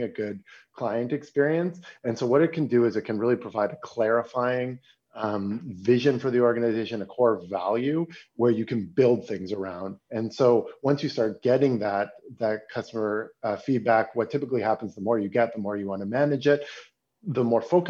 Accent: Toronto, Ontario, Canada; now in Berlin, Germany; I'm a Canadian, I'm from Toronto, but I live in Berlin, Germany

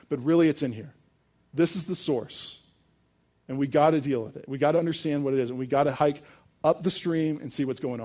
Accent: Richmond, Virginia, United States; I grew up in Richmond, Virginia, 2 miles away from the James River

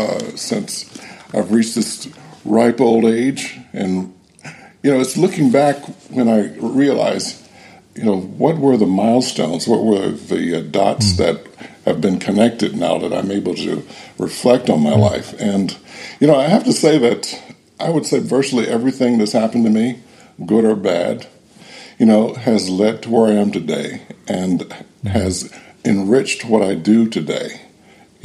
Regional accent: Cleveland, Ohio, United States; I grew up in Cleveland, Ohio, during the tumultuous 1960s

